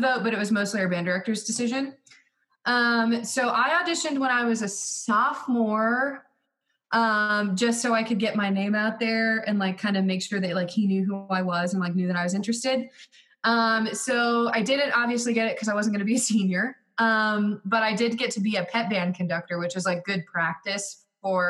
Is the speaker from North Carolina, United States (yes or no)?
yes; Hendersonville, North Carolina, United States; I grew up here like in Hendersonville